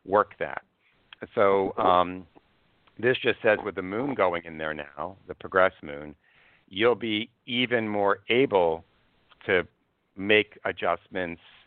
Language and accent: English; Cold Spring Harbor, New York, United States; now in New York City, United States; I was raised in Cold Spring Harbor